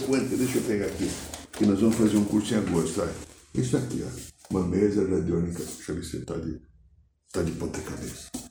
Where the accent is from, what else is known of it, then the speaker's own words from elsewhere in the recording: São Paulo, Brazil; moved away; Sou paulistano